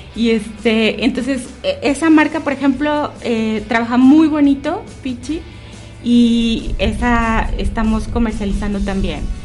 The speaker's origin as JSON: {"language": "Spanish", "town": "León", "region": "Guanajuato", "country": "Mexico", "also_born_or_lived": "Chiapas", "moved": "as an adult", "lives_now": "León, Mexico", "said": "yo soy de aquí de León, pero cuando terminé la universidad me fui a vivir a Chiapas"}